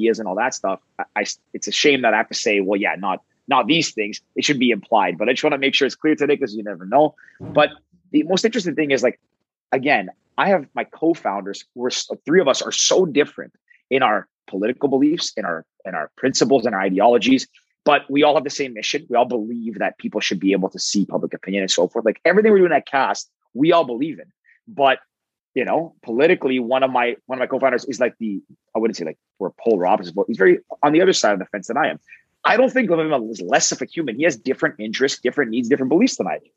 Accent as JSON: {"language": "English", "town": "Toronto", "region": "Ontario", "country": "Canada", "said": "I'm a male from Toronto"}